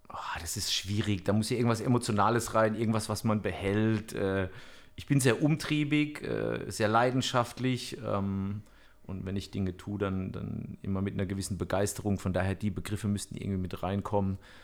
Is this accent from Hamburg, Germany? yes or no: no; Bammental, Baden-Württemberg, Germany; ich komme ja auch aus Bammental